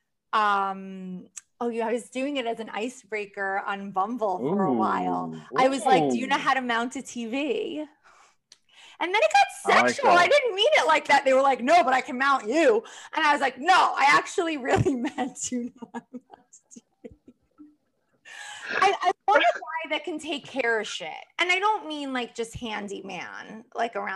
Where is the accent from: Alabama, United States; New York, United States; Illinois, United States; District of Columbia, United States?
New York, United States; Long Island; also born or lived in Queens / Manhattan, New York; now in New York City, United States; I grew up mostly on Long Island.